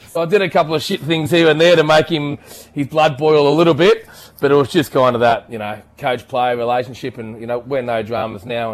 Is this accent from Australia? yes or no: yes; Knoxfield, Victoria, Australia; also born or lived in Hampton Park; grew up out at Knoxfield and played more juniors out there